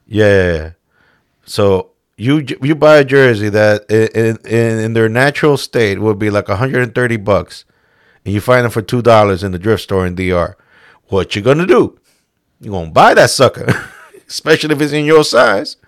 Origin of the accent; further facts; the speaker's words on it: New York, United States; we're both from New York